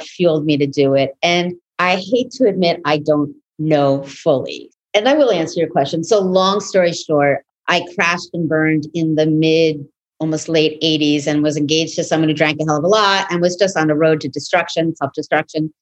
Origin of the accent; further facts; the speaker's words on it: New York City, New York, United States; It's an indie house in East Village where I grew up in New York City